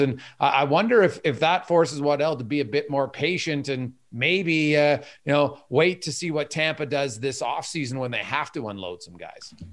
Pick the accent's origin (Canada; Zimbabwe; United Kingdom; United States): Canada; I'm Canadian